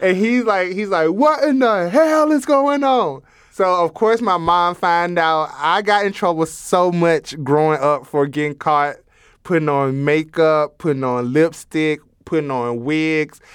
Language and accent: English; Alabama, United States; moved away; also born or lived in South Dakota; growing up in Alabama